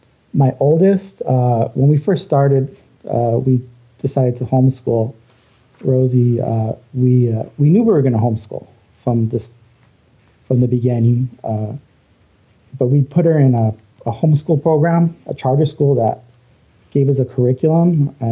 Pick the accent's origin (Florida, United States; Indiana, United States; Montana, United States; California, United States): California, United States; Los Angeles; moved away as an adult; now in Arizona, United States; I was born and raised in Los Angeles, so I was part of the California educational system.